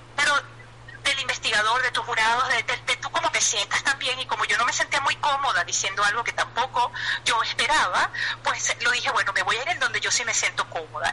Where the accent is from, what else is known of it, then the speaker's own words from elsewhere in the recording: Venezuela; moved away as an adult; como buena madre ciudadana venezolana